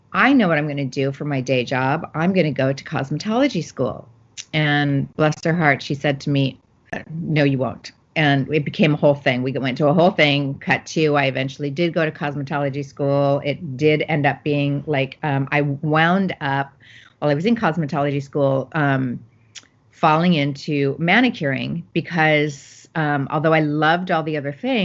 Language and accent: English; Phoenix, Arizona, United States; I grew up in Phoenix, Arizona